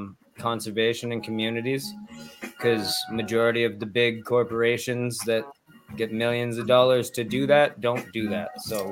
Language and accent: English; Canada; I'm everybody's favorite wild man. I am from Canada.